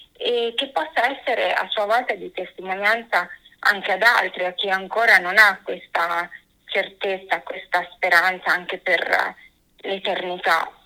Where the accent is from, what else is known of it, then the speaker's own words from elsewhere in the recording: Sogliano al Rubicone, Emilia-Romagna, Italy; also born or lived in Forlì; now in Rome, Italy; io praticamente vengo da un paesino di campagna del comune di Sogliano sul Rubicone e nel 2000 mi sono trasferita a Forlì